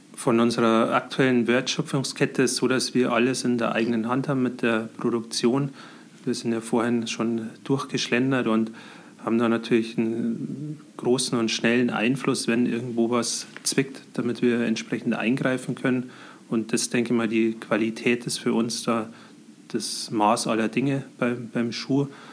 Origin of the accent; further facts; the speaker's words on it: Scheyern, Bavaria, Germany; also born or lived in Heilbronn / Munich; Ich komme aus äh, Scheiern, das ist im Landkreis Pfaffenhofen. Äh, bin hier auch aufgewachsen